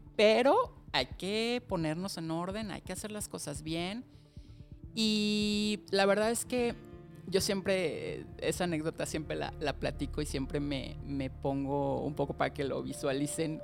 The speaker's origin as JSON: {"language": "Spanish", "region": "Mexico City", "country": "Mexico", "tie": "born or raised there", "said": "yo nací en la Ciudad de México hace 47 años"}